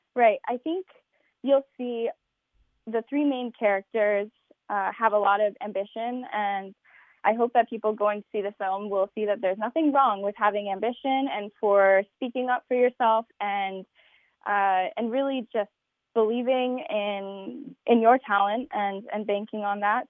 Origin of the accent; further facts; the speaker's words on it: Albuquerque, New Mexico, United States; I'm from Albuquerque, New Mexico.